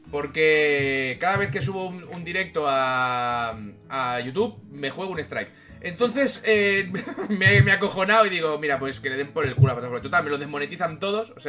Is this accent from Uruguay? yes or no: no; Valencian Community, Spain; now in Denmark; soy una valenciana en Dinamarca y estoy sufriendo ahora, ¿eh?